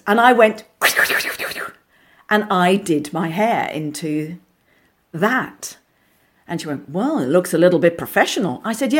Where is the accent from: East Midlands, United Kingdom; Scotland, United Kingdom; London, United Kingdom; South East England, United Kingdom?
London, United Kingdom; Forest Hill; from Forest Hill. What am I doing here, you know?